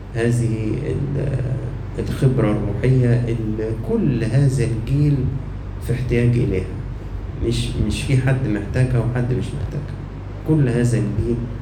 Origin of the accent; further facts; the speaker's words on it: Egypt; عندنا في مصر